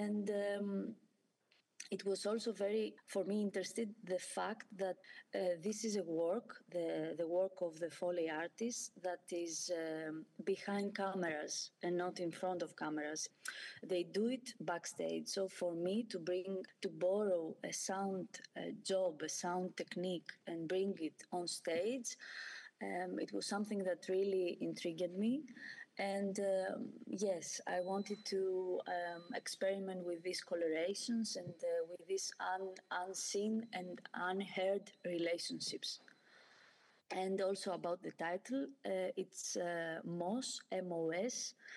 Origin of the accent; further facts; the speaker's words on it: Kalamata, Peloponnese, Greece; now in Athens, Greece; I grew up in Kalamata, it's South Greece